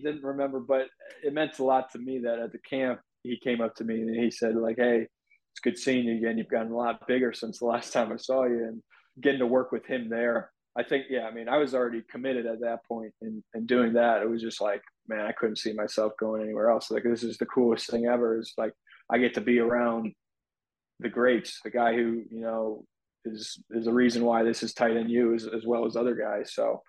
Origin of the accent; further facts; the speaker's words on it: Illinois, United States; born there; also born or lived in Jacksonville / Louisiana; So I was born in Illinois, but moved around like 8 different places. So Jacksonville has been the longest that we've been anywhere. I was fortunate to do that. I was in Louisiana for a good bit too.